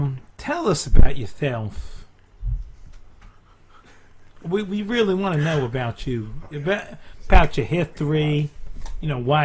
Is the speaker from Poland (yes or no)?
no; Louisiana, United States; now in Long Island, United States; I'm actually from Louisiana, but I moved to Long Island to pursue my career.